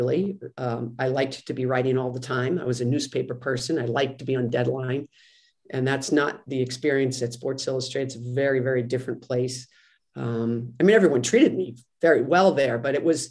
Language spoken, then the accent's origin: English; Westwood, Massachusetts, United States; also born or lived in New York City; I was born in New York City, but raised in Westwood, Massachusetts